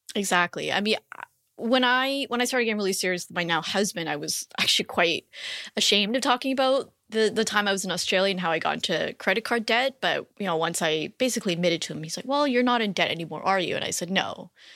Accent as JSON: {"language": "English", "country": "Canada", "moved": "as an adult", "lives_now": "United States", "said": "I'm actually Canadian, and so we, when we made the decision to live in the U S"}